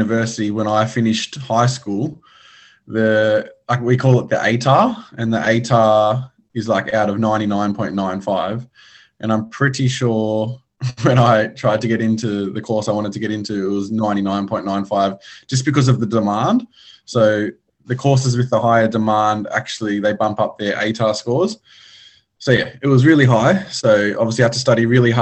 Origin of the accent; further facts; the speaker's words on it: Sydney, New South Wales, Australia; I'm from Sydney, Australia